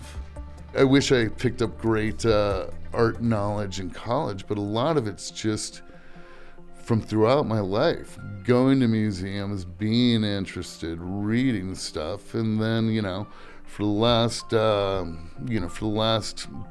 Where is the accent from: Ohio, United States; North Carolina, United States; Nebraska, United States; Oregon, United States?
Nebraska, United States; Lincoln; also born or lived in New York; I was born in New York, but really I grew up in Lincoln, Nebraska